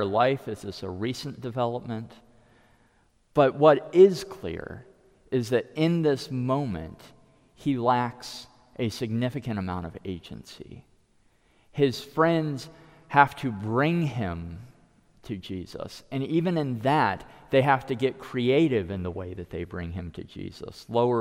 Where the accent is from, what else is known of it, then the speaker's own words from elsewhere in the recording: United States; first language English; as an American